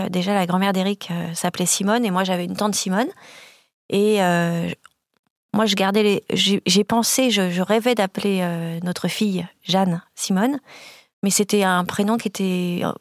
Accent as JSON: {"language": "French", "town": "Bordeaux", "region": "Nouvelle-Aquitaine", "country": "France", "said": "Parce qu'on est bordelais et on est fiers de, d'avoir notre structure, notre atelier à Bordeaux"}